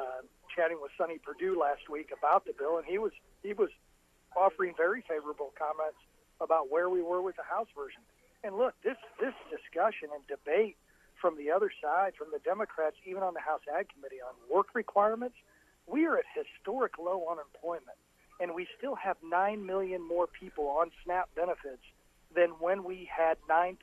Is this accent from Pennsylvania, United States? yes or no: no; Taylorville, Illinois, United States; my hometown of 11,000 people in Taylorville, Illinois